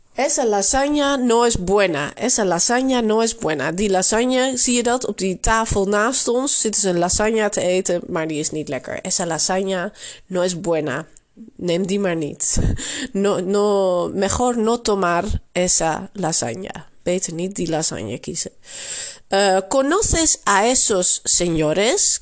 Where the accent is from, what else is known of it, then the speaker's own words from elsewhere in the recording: Netherlands; accent: Dutch; also born or lived in Barcelona, Spain; je zult zeker ook mijn Nederlands accent horen